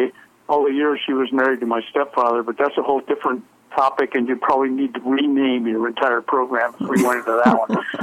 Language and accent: English; Alabama, United States; also born or lived in Florida; We're from Alabama originally